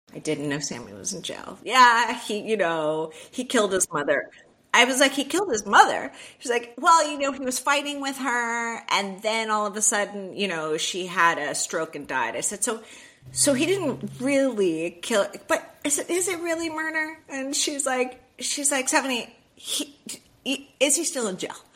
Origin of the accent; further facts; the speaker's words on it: Miami, Florida, United States; I was born and raised in Miami, Florida